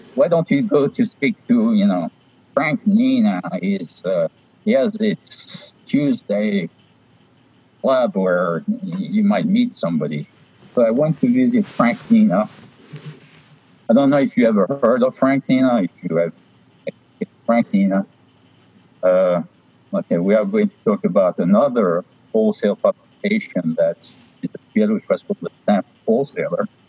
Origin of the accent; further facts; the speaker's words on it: Paris, Île-de-France, France; moved away; I was born in Paris. I spent my youth in Paris